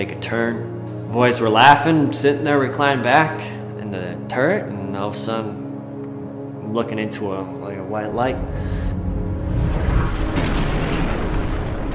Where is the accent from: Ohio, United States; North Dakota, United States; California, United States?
North Dakota, United States; Grand Forks; I grew up in Grand Forks, North Dakota